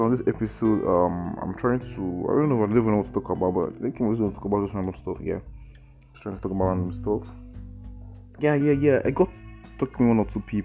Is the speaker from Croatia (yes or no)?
no; Nigeria; to live in Nigeria is not easy actually. To be a Nigerian, even as a Nigerian, it's not easy as well too